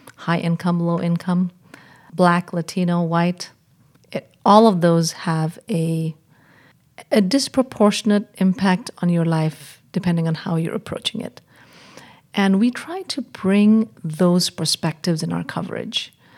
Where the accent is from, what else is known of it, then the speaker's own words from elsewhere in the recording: India; moved away as an adult; also born or lived in England / Washington; I was born and raised in India